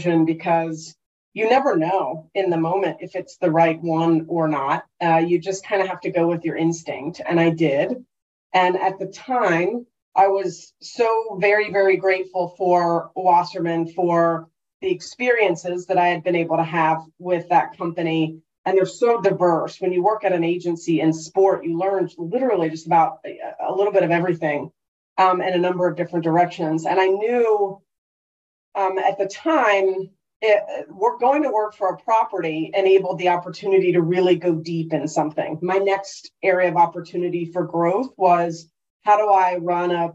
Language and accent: English; North Carolina, United States; moved away as an adult; also born or lived in London; going to school in North Carolina and growing up in North Carolina